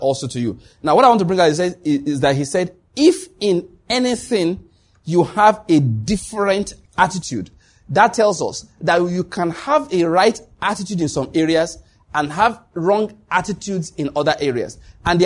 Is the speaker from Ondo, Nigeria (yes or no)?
yes; Ondo, Nigeria; I grew up in Ondo State.